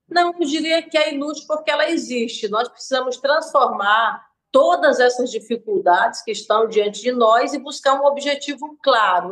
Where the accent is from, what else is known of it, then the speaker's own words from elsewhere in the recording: Brazil; eu sou brasileira